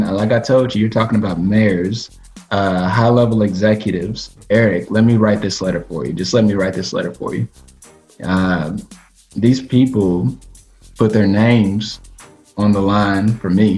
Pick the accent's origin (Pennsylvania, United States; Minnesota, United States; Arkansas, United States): Arkansas, United States; Batesville; moved away; Back in my hometown, Batesville, Arkansas